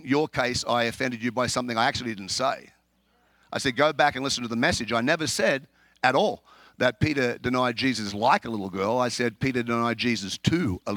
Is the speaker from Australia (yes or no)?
yes; Australia; now in Chicago, United States; I'm an Australian, if you haven't guessed. I live in America.